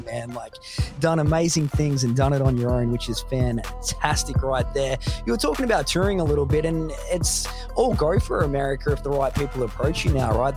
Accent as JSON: {"language": "English", "country": "Australia"}